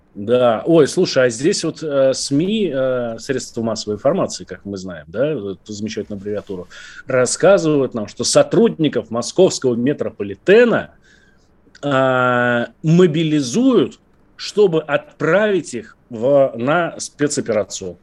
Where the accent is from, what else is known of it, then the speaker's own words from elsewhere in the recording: Moscow, Russia; мы, москвичи